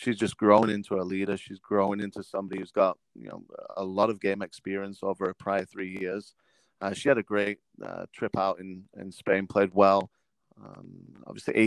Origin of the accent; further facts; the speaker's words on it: England, United Kingdom; moved away as an adult; now in United States; growing up in England